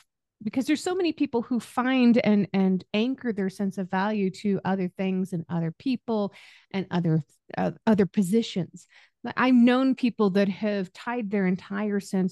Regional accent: Northern Utah, United States; moved away as an adult; my hometown. When I was 18, I was living in Northern Utah

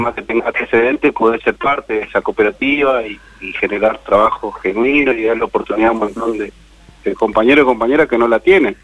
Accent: Almirante Brown, Buenos Aires Province, Argentina; moved away; also born or lived in Córdoba; para Buenos Aires, donde yo nací en Almirante Verón

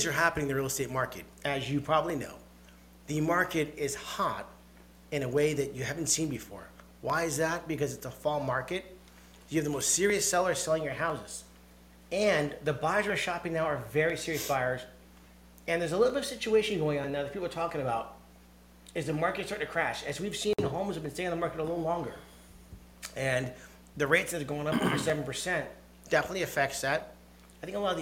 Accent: Westbrook, Connecticut, United States; also born or lived in Cheshire, Connecticut; in Westbrook as a kid we grew up

